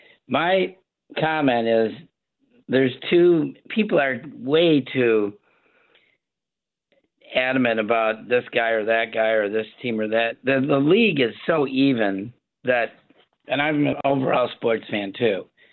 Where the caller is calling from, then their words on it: St. Joseph, Michigan, United States; I'm calling from St. Joe, Michigan